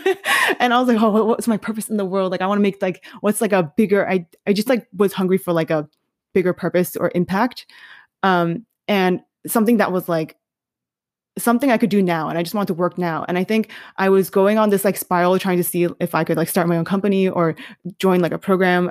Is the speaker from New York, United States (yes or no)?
yes; New York City, New York, United States; moved away as an adult; also born or lived in Michigan / Denver; I was born and raised in New York City